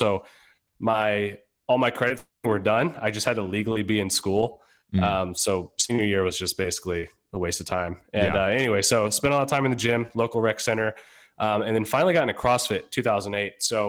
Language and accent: English; Virginia, United States; I'm originally from Northern Virginia, just outside of DC.